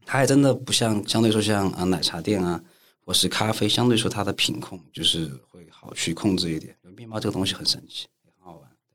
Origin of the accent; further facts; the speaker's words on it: Chengdu, Sichuan, China; 我成都人